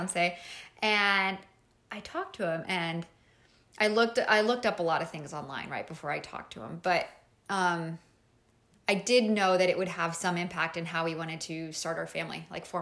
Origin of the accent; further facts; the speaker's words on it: Mexico; moved away as an adult; I am originally from Mexico, and I was living in Mexico. I was about like 25 maybe